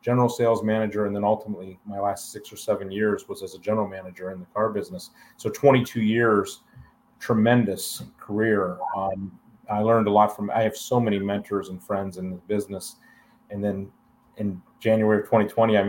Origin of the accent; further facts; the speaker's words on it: Alliance, Ohio, United States; also born or lived in Enterprise, Alabama; I made the decision to move back to my hometown of Alliance, Ohio